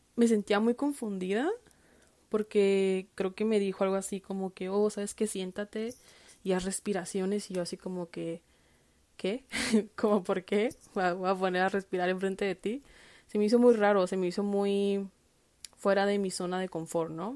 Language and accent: Spanish; Tijuana, Baja California, Mexico; moved away; yo que crecí en Tijuana